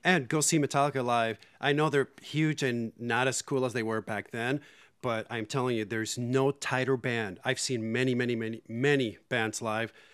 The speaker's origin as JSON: {"language": "English", "country": "Puerto Rico", "tie": "born or raised there", "said": "in Puerto Rico, I got into metal when I was in eighth grade or so"}